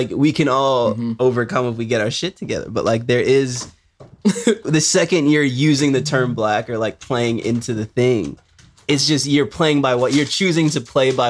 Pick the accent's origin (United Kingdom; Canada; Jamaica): Jamaica; So like I'm Jamaican.